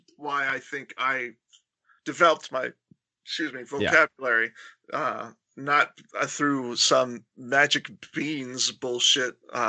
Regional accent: Florida, United States; moved away as an adult; also born or lived in Massachusetts; There's many words that I don't pronounce well because, like, I grew up in Florida

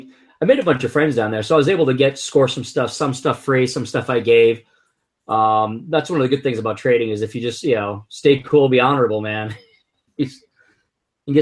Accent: Northeast, United States; also born or lived in Arkansas; now in Massachusetts, United States; I'm actually from the Northeast, and I'm in Massachusetts now.

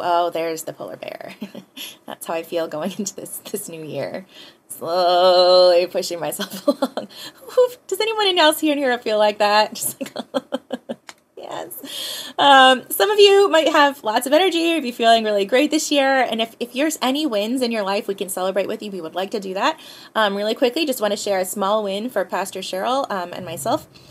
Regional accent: Hawaii, United States; also born or lived in Pasadena, California; our family moved back home, back here to Hawaii

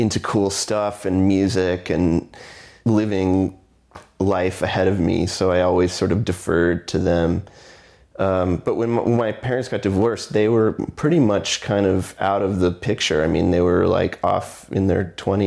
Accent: Houston, Texas, United States; also born or lived in McAllen, Texas; I was born in Houston, Texas, and I lived there until I was 14, 15

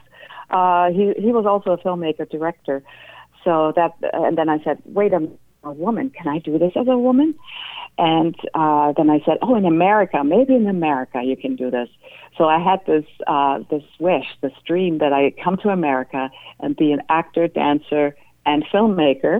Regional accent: Germany; moved away; I'm originally from Germany

